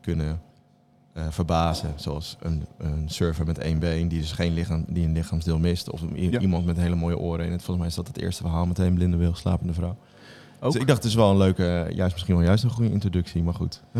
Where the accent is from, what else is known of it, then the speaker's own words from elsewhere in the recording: Bible Belt, Netherlands; ik ben opgegroeid in de Bijbelbelt